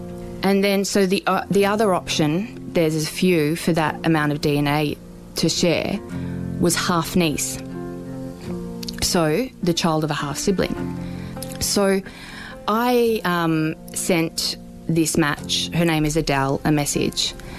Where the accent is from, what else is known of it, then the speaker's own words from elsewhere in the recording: Werribee, Victoria, Australia; also born or lived in Melbourne; We lived in Werribee mostly growing up.